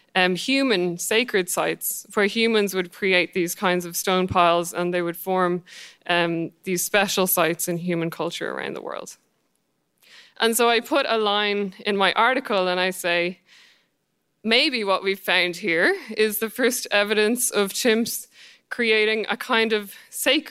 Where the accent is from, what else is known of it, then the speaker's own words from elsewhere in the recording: Ireland; I'm Irish